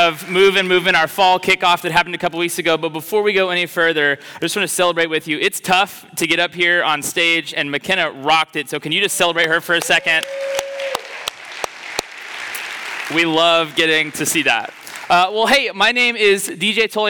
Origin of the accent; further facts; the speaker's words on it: Oklahoma, United States; moved away; I grew up in Oklahoma. We're used to second summers